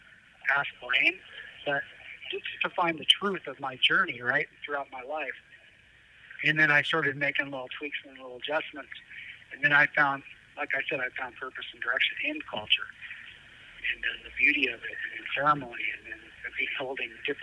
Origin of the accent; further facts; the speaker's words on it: Colville Reservation, Washington, United States; now in Walla Walla, United States; I grew up on the Colville Reservation